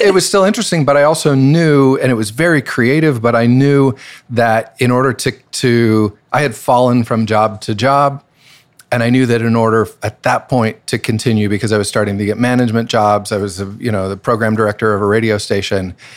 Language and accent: English; Boise, Idaho, United States; moved away; I'm from Boise, Idaho